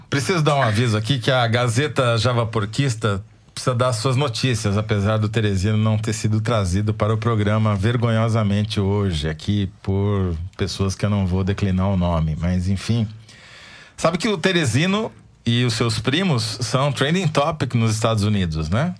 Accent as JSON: {"language": "Portuguese", "town": "Araraquara", "region": "São Paulo", "country": "Brazil", "said": "Eu sou de Araraquara"}